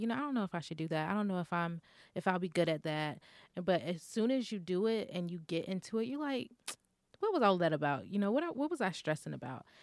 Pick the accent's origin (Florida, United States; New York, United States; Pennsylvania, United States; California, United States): Florida, United States; I'm from Florida and it's always hot